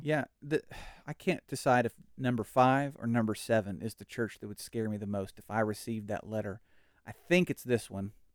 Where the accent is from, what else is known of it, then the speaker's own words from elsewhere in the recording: Oklahoma, United States; now in Texas, United States; Oklahoma is my home